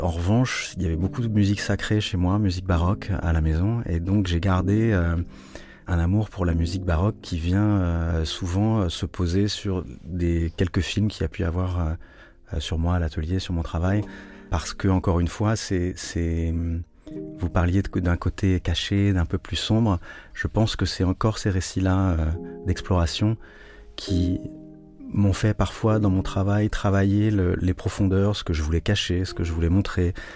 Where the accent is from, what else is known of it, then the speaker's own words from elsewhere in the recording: Rennes, Brittany, France; also born or lived in Japan / Hong Kong / Portugal; now in Lisbon, Portugal; je suis né à Rennes, dans une ville qui est, où on voit encore beaucoup de maisons du Moyen-Âge, à Colombage